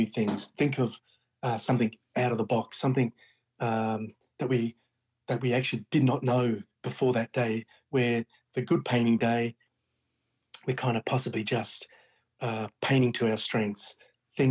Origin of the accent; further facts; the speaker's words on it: Brisbane, Queensland, Australia; my hometown in Brisbane